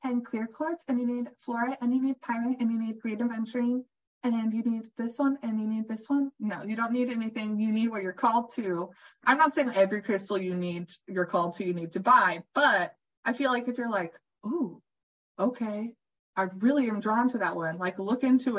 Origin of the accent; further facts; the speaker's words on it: California, United States; I'm from California